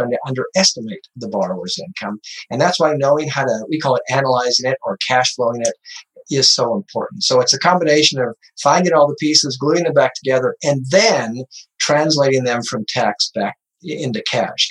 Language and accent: English; Butte, Montana, United States; I grew up in Butte, Montana, painting the old mines and the old buildings in cool downtown Butte